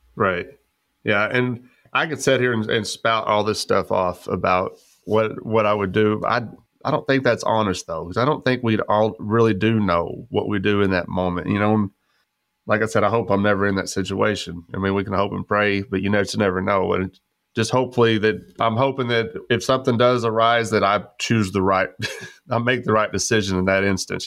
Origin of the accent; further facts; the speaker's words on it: West Texas, United States; growing up in West Texas